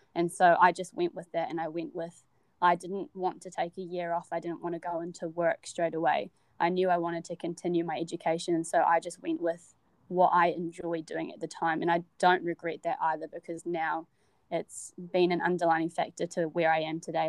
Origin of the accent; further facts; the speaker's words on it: Wellington, New Zealand; moved away as an adult; now in Dunedin, New Zealand; I'm originally from Wellington and um, born and raised in Wellington